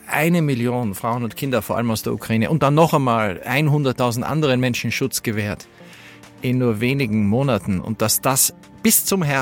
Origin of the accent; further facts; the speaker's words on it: Salzburg, Austria; now in Berlin, Germany; Ich bin in Salzburg geborener Österreicher, der in Berlin lebt